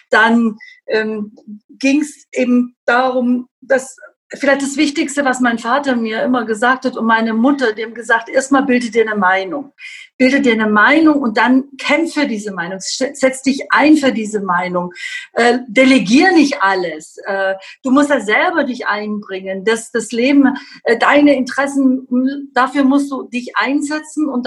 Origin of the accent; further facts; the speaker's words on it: Southern Germany, Germany; Also ich komme halt wirklich aus Süddeutschland.